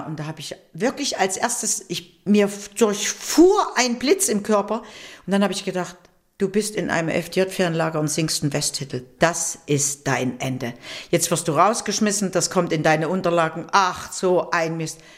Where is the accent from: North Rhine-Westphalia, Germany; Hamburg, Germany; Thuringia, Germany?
Thuringia, Germany; Weimar; moved away as an adult; also born or lived in Düsseldorf; ich bin in Oberweimar geboren